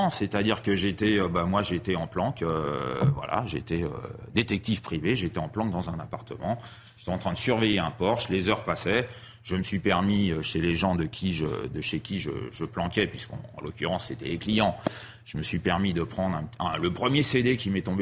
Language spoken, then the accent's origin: French; Paris, Île-de-France, France; c'est l'avantage d'habiter à Paris, puis bon, moi je suis un petit Parisien.